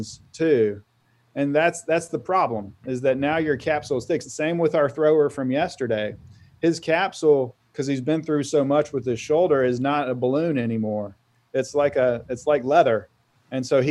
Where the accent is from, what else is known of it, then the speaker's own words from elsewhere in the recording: Auburn, Alabama, United States; moved away as an adult; also born or lived in Vail, Colorado; I grew up in Auburn, Alabama, decided I should not go to undergrad there